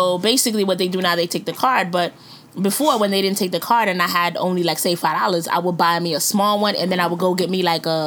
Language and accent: English; New York City, New York, United States; also born or lived in Upper Manhattan; I'm from Brooklyn